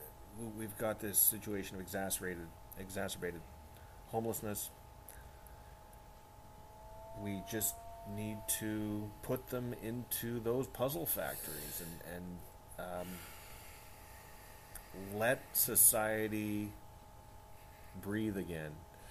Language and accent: English; Winnipeg, Manitoba, Canada; I am from Winnipeg.